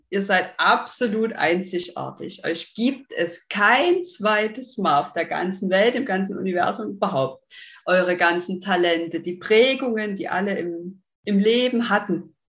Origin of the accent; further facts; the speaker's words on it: Saxony, Germany; accent: Saxon; bin 30 Jahre jung, komme ja aus dem schönen in Sachsen, deswegen der Dialekt, der kommt, denke ich, sehr stark raus.